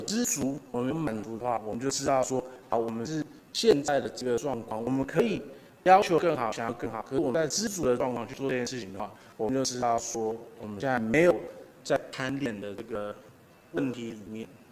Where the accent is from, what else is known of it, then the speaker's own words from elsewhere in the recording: Taiwan; 我我也好好的赞美了我们台湾人